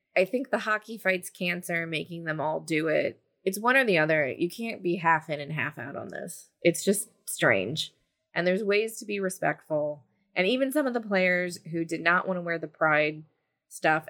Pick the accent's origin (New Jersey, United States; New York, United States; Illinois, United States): New Jersey, United States; growing up in New Jersey